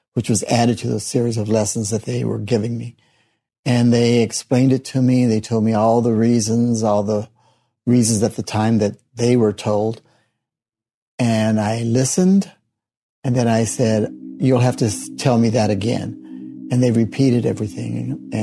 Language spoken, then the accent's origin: English; Kansas City, Missouri, United States; I was born in Kansas City, Missouri